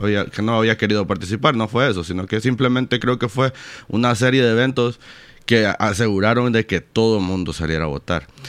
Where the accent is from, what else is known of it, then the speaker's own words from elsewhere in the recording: Honduras; como, como hondureños